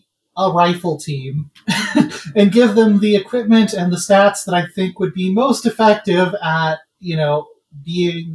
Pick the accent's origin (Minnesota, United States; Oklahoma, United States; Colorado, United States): Colorado, United States; that's my home state